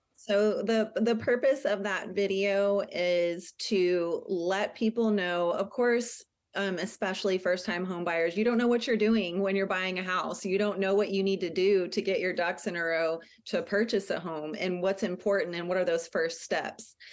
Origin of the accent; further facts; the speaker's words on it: San Antonio, Texas, United States; moved away as an adult; also born or lived in Wilson County, Texas; now in La Vernia, United States; I grew up in San Antonio in Bear County, and then I moved out to Wilson County about twelve years ago.